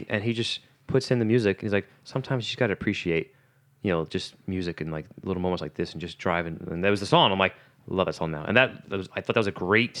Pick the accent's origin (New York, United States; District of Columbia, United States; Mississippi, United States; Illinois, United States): New York, United States; New York City; I'm from Staten Island